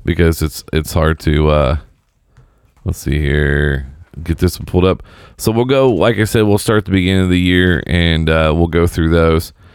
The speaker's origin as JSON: {"language": "English", "town": "Seymour", "region": "Indiana", "country": "United States", "tie": "born or raised there", "said": "I grew up in Seymour"}